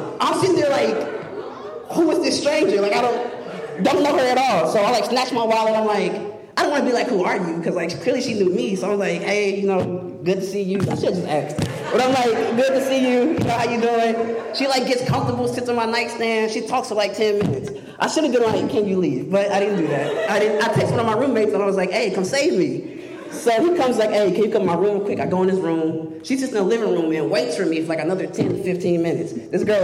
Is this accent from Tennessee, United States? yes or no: yes; Murfreesboro, Tennessee, United States; moved away as an adult; now in Memphis, United States; I'm from Murfreesboro, but I've been here in Memphis for 4 years